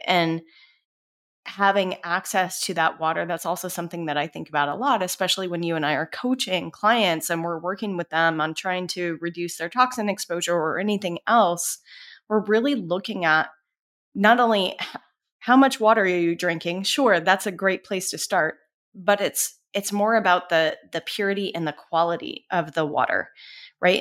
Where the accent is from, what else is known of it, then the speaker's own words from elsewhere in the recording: Colorado, United States; So, I grew up in Colorado. I grew up, uh, on a ranch that was surrounded by national forests